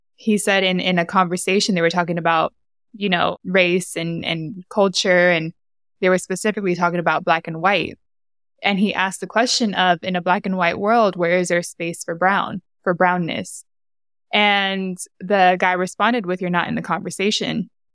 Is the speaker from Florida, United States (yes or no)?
no; San Diego, California, United States; born or raised there; accent: Honduran